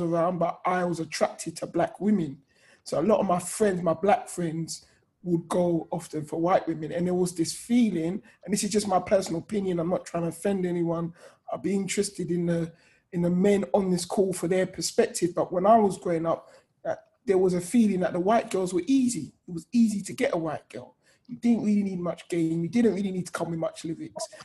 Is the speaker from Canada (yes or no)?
no; Hertfordshire, East of England, United Kingdom; I grew up outside of London, um, Hertfordshire, a very white area